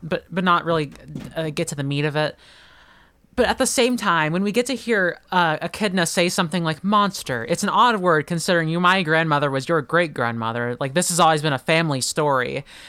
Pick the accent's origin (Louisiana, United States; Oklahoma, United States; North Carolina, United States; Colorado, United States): Oklahoma, United States; I'm from Oklahoma